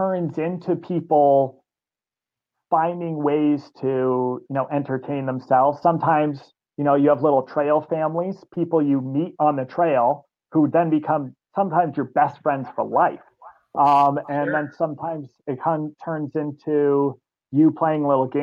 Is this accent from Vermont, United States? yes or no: yes; Vermont, United States; I grew up here in Vermont